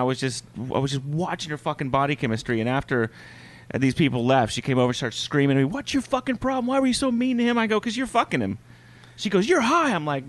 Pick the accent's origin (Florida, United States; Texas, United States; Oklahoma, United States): Oklahoma, United States